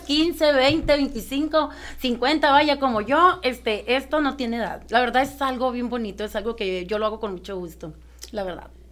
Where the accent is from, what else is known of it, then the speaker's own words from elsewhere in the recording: Ciudad Obregón, Sonora, Mexico; yo soy de Ciudad Obregón, Sonora